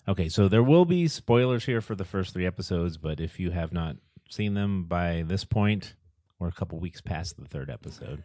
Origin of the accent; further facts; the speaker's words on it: United States; as Americans